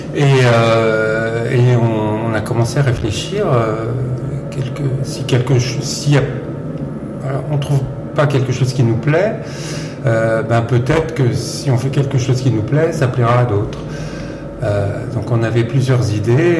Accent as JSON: {"language": "French", "town": "Versailles", "region": "Île-de-France", "country": "France", "tie": "born or raised there", "said": "j'ai grandi à Versailles, dans les Yvelines"}